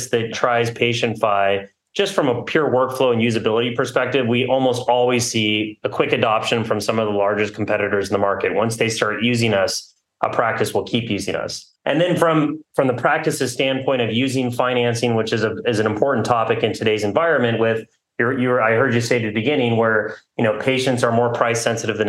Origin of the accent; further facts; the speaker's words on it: Southern California, United States; moved away as an adult; also born or lived in New York City / New Haven; I'm a local, born and raised in Southern California